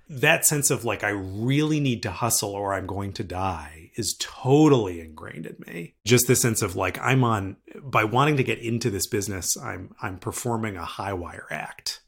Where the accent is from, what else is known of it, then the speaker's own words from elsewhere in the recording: right outside of Harvard, Massachusetts, United States; I grew up right outside of Harvard